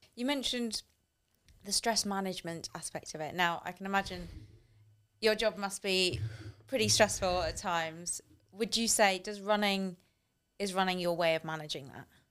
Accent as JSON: {"language": "English", "country": "United Kingdom", "said": "as a British"}